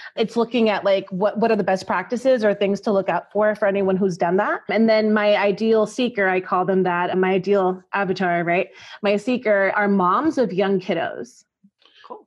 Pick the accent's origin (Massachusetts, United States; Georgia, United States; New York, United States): New York, United States; now in Texas, United States; I'm from New York